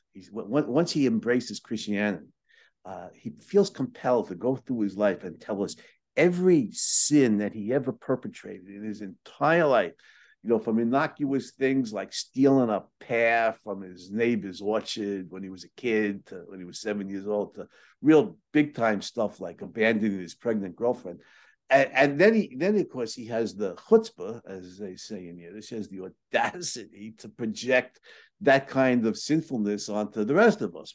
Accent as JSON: {"language": "English", "town": "New York City", "region": "New York", "country": "United States", "tie": "born or raised there", "said": "I grew up in Brooklyn"}